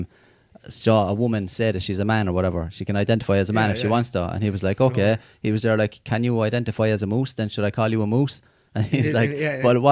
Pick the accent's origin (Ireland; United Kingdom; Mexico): Ireland; I'm white and I'm Irish